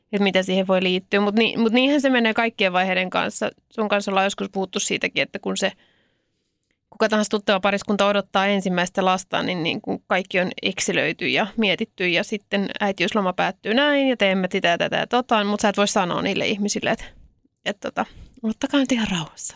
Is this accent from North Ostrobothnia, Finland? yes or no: no; Helsinki, Uusimaa, Finland; mä oon helsinkiläinen